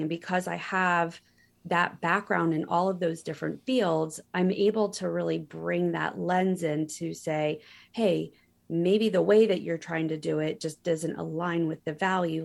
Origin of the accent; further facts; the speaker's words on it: Pennsylvania, United States; moved away as an adult; also born or lived in California; I had never lived fifty miles from where I was born in Pennsylvania